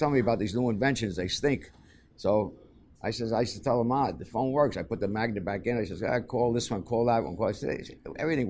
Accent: New York City, New York, United States; growing up in Hell's Kitchen

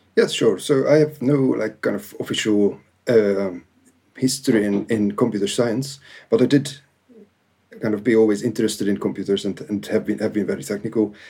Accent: Hungary; now in United Kingdom; I basically have a Hungarian origin

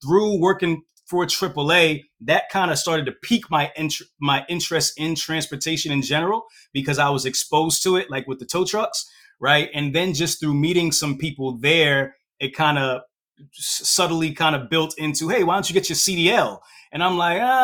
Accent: Hightstown, New Jersey, United States; also born or lived in Brooklyn, New York; So I was born in Brooklyn, New York, moved out of Brooklyn at a very young age, moved to New Jersey, kind of like a suburb type of mixed area, place called Hightstown, New Jersey, right? That's where I went to high school.

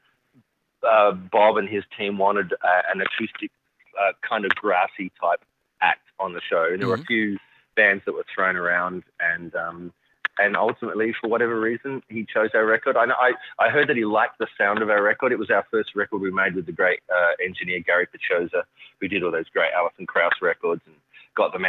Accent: Adelaide, South Australia, Australia; moved away; I'm from Adelaide, which is right down south central coast of Australia

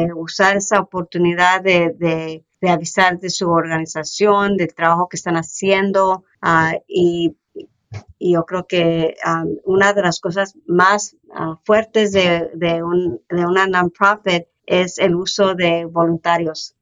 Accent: Coachella Valley, California, United States; also born or lived in Thermal, California / Mecca, California; persona ah, que creció en el Valle de Coachella, trabajando en los files aquí en, en, en Termal, Meca

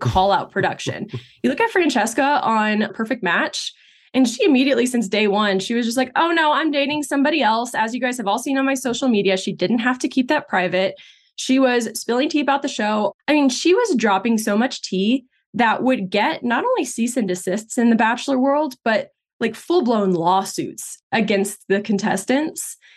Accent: Texas, United States; I grew up in Texas, but my parents are Brazilian

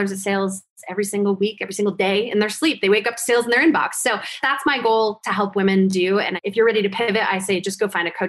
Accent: New Jersey, United States; because I'm from Jersey.

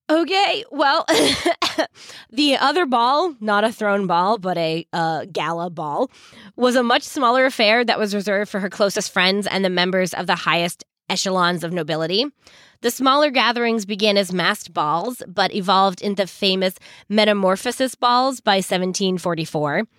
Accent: Massachusetts, United States; for us Massachusetts people

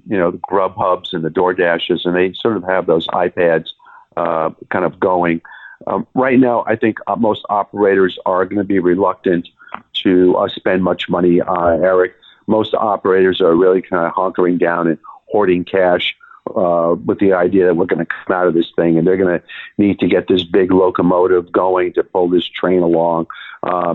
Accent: New York, United States; He and I are both from New York

